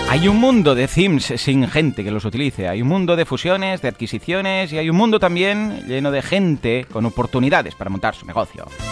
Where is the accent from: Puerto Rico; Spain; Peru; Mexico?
Spain; Catalonia; somos catalanes los dos